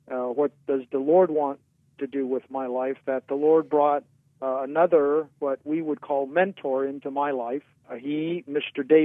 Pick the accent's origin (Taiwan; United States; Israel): Taiwan; Yeah, born and raised in Taiwan.